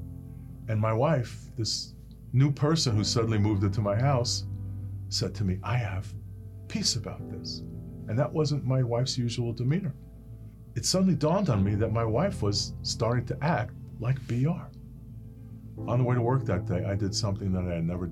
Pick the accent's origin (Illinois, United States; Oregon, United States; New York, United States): New York, United States; New York City; I grew up in Brooklyn, New York, in a neighborhood called Bensonhurst.